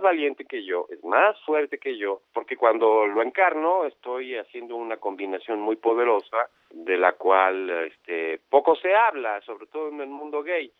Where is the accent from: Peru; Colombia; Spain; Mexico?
Mexico